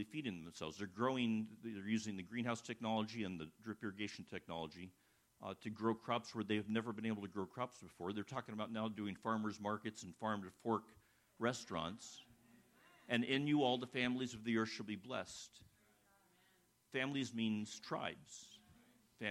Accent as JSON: {"language": "English", "region": "California", "country": "United States", "said": "I come from California. I'm based in Sacramento"}